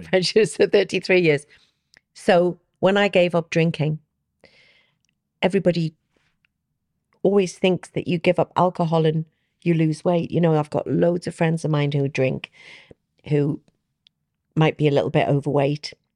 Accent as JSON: {"language": "English", "town": "Newcastle upon Tyne", "region": "North East England", "country": "United Kingdom", "said": "I'm a Geordie"}